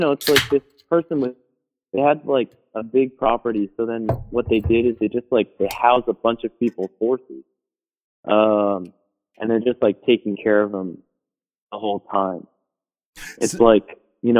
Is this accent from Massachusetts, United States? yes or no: yes; Massachusetts, United States; now in Portland, United States; I grew up in I grew up in Massachusetts.